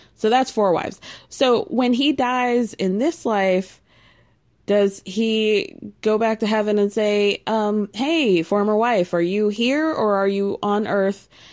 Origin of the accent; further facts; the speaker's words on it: Midwest, United States; I grew up in the Midwest